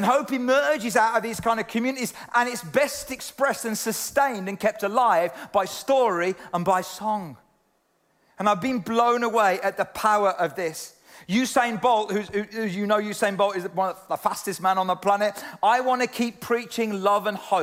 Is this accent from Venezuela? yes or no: no; United Kingdom; I'm British and kind of proud to be British sometimes